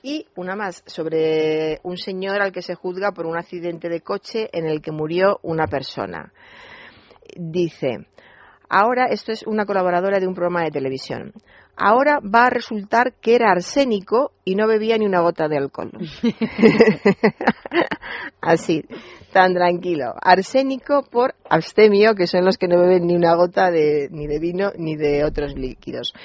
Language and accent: Spanish; Toledo, Castilla-La Mancha, Spain; yo soy toledana